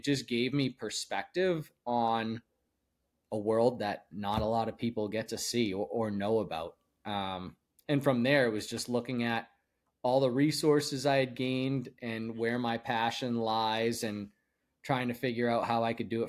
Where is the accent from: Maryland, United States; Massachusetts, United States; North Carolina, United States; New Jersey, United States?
Massachusetts, United States; Andover; north of Boston in a town called Andover, Mass, and was on our family's boat literally days after I was born in the Merrimack River up in Newburyport, Mass.